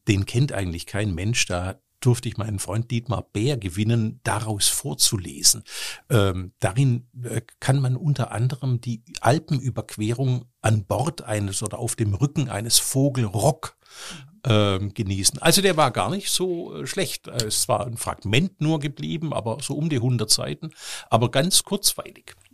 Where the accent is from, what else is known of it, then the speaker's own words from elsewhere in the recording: Stuttgart, Baden-Württemberg, Germany; now in Cologne, Germany; aus meiner Heimatstadt Stuttgart